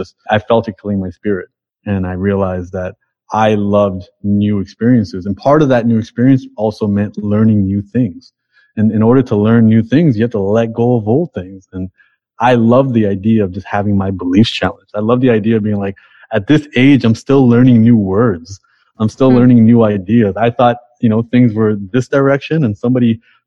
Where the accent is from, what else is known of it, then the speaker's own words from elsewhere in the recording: Toronto, Ontario, Canada; I'm from Toronto and you know, Toronto is just like the most diverse multicultural place in the world